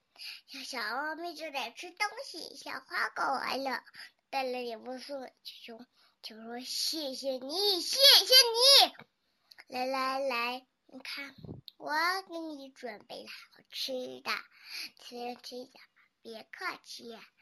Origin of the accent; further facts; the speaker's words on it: Tianjin, China; 大家好，我来自七星市红桥区， … 今年我还不到四岁。